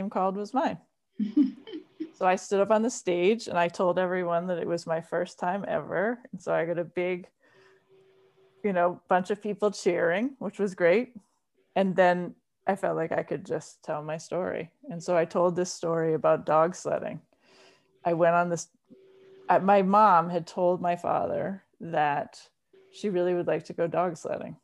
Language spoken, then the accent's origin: English; Rhode Island, United States; moved away as an adult; now in Massachusetts, United States; I'm originally from Rhode Island, but I've been in Massachusetts since I went to college